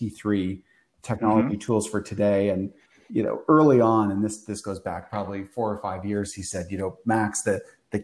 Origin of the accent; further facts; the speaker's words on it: Canada; moved away as an adult; now in New York City, United States; I grew up in Canada